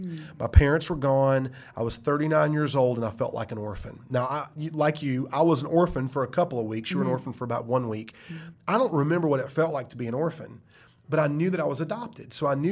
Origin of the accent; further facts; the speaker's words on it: United States; As an American, I see that all the time.